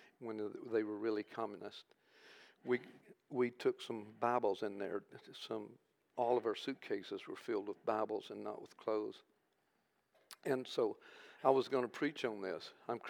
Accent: United States; we're from America

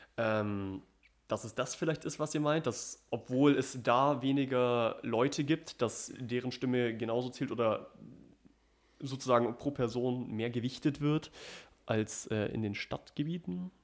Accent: Germany; bei uns in Deutschland

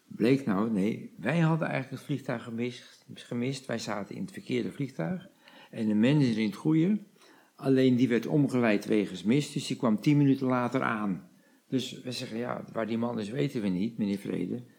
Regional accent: the Kop van Noord-Holland, North Holland, Netherlands; we komen uit de kop van Noord-Holland

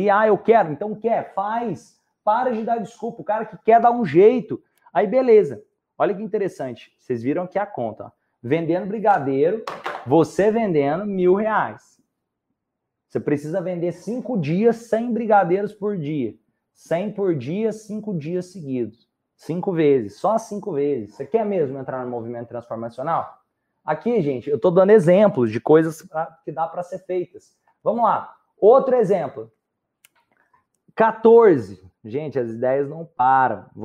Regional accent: Minas Gerais, Brazil; E eu sou de Minas.

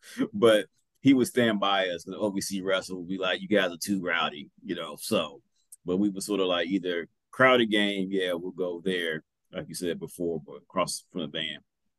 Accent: Dayton, Ohio, United States; moved away; I'm from Dayton, Ohio

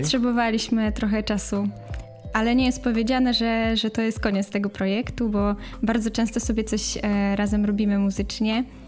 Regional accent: Cieszyn, Silesian Voivodeship, Poland; ja jestem z Cieszyna

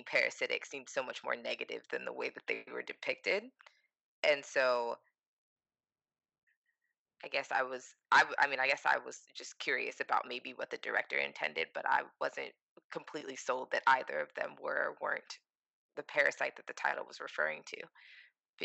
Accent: United States; being an American

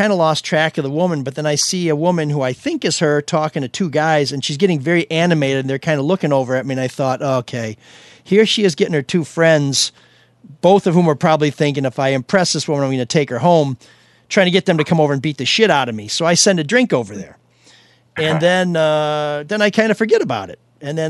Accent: Chicago, Illinois, United States; You know, I'm just in from Chicago. This is how we park there.

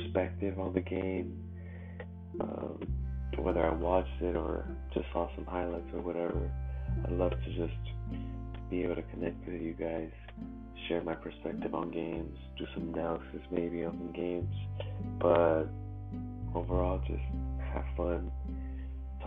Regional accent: Los Angeles, California, United States; also born or lived in Mexico; I was born in Mexico, but at 8 months, I came to Los Angeles with my family

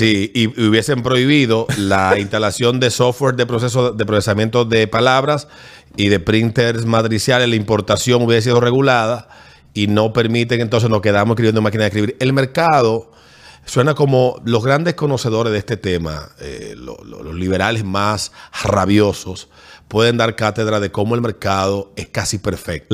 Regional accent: Fantino, Sánchez Ramírez, Dominican Republic; mi pueblo de Fantino

